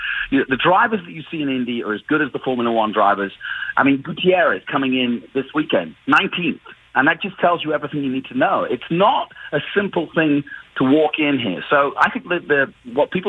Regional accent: Manchester, North West England, United Kingdom; moved away; also born or lived in London; my home country and in Manchester, which is actually where I'm from.

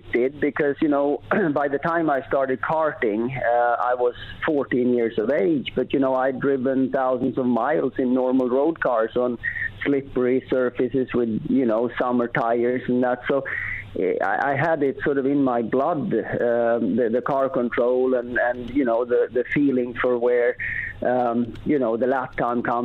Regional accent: Sweden; we had grew up by a lake in Sweden

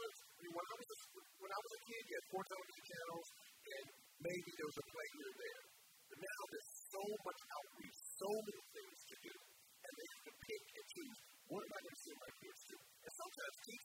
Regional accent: Indianapolis, Indiana, United States; I'm from Indianapolis, Indiana, and I'm with Indiana Repertory Theater since 1991

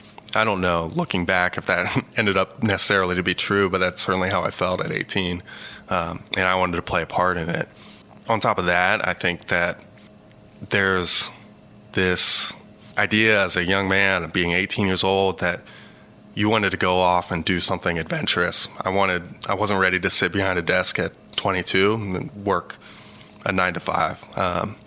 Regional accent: Cincinnati, Ohio, United States; We lived in the suburb of Evendale, just maybe 20 minutes north of downtown.

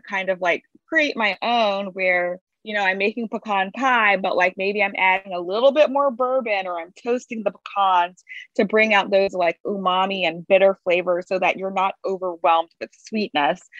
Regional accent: Baton Rouge, Louisiana, United States; I'm from Baton Rouge, Louisiana, and there's a very strong food tradition and baking tradition there

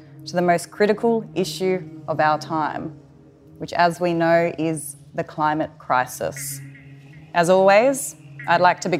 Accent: Northern Territory, Australia; now in Sydney, Australia; I'm from the Tanami Desert of the Northern Territory. I'm a Walpri woman.

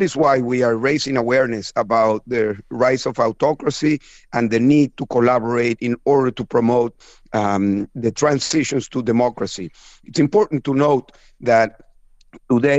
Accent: Venezuela; moved away as an adult; I am from Venezuela

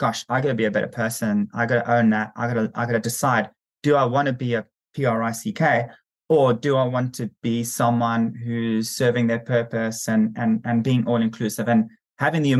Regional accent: South Africa; I'm South African

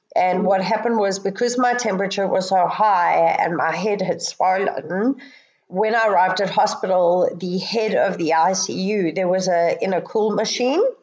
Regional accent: Johannesburg, Gauteng, South Africa; moved away as an adult; now in Sydney, Australia; I came from South Africa, which have, has very similar weather. Um, although because we were in, jo- in Johannesburg

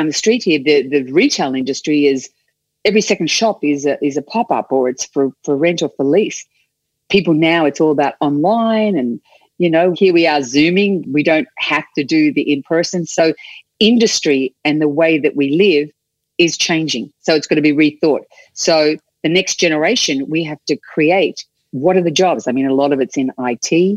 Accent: Australia; first language English; moved away as an adult; this young kid from Australia.

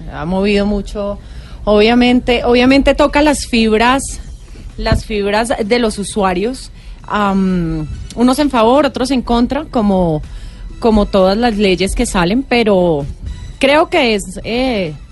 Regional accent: Colombia; y como somos colombianos dejamos la inscripción para la última.

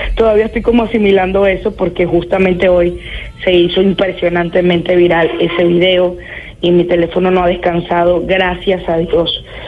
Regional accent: Venezuela; moved away as an adult; now in Lima, Peru; mi país

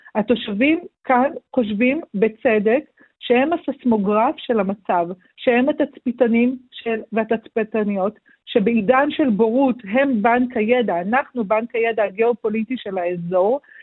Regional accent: Kiryat Shmona, Northern District, Israel; now in Rosh Pina, Israel; נולדתי וגדלתי בקריית שמונה, אני גרה היום בראש פינה

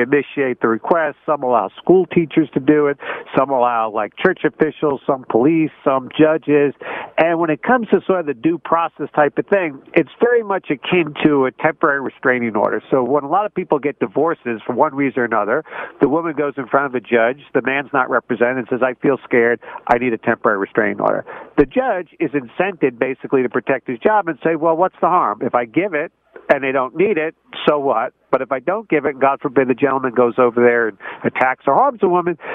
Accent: New Jersey, United States; I'm not a farmer. I'm from New Jersey.

